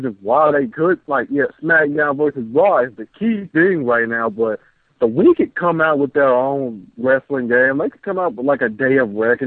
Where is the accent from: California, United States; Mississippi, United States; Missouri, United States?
Mississippi, United States; I'm from the dirty, dirty South. I'm from Mississippi